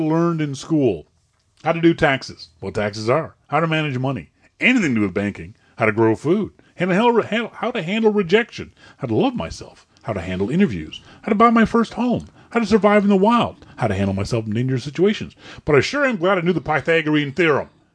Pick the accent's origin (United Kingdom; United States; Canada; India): Canada; Nova Scotia; I'm from Nova Scotia.